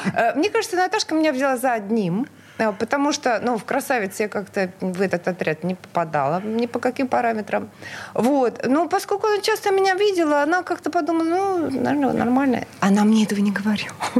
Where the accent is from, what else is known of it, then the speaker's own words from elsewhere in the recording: Murmansk, Murmansk Oblast, Russia; now in Saint Petersburg, Russia; я родилась в прекрасном северном а, городе Мурманск